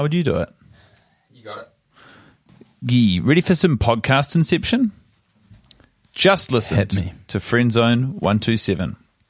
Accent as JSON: {"language": "English", "town": "Wichita", "region": "Kansas", "country": "United States", "said": "Funnily enough, even though I'm from Wichita"}